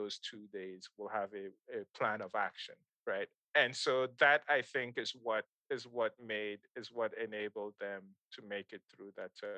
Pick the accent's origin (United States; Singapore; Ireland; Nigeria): Nigeria; Kano, Kano State; moved away; also born or lived in Ghana; I grew up in Nigeria